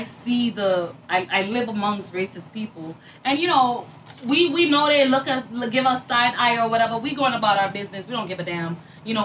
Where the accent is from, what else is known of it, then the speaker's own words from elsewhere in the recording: Jamaica; now in United States; I'm from Jamaica. I was born and raised in Jamaica